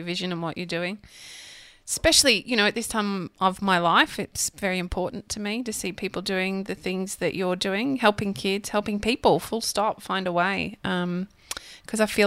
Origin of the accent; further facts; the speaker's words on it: Redcliffe, Queensland, Australia; I grew up in Redcliffe